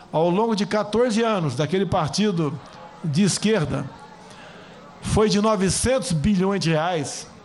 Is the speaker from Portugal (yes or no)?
no; São Paulo, Brazil; Sou de São Paulo, a cidade que tem mais nordestinos do Brasil.